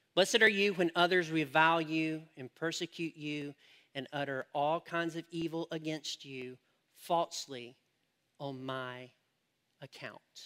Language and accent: English; United States; I'm an American